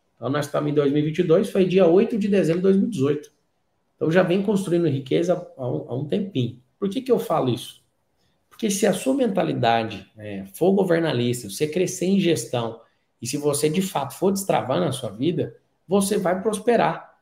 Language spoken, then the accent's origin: Portuguese; Goiás, Brazil; Posso te falar do estado onde eu nasci, que é o estado de Goiás